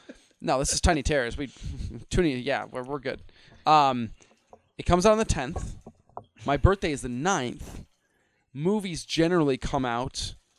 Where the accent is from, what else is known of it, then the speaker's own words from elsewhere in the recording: Midwest, United States; I'm a Midwesterner